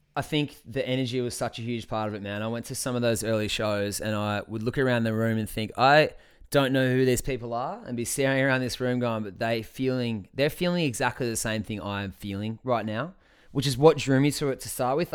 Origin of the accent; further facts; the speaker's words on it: Scamander, Tasmania, Australia; also born or lived in Launceston; I'm from Tasmania. I'm from Scamander on the East Coast.